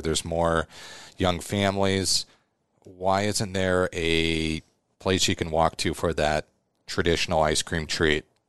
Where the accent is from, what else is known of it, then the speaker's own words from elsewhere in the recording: Omaha, Nebraska, United States; also born or lived in Chicago; I was born in Omaha, went to West Side